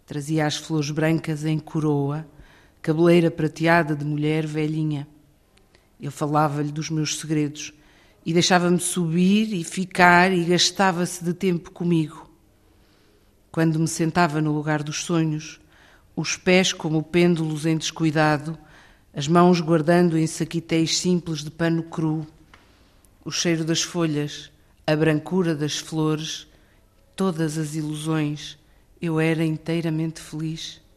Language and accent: Portuguese; Centro, Portugal; Esta tília existe na aldeia onde, ou na vila onde eu fui criada, na Serra da Estrela.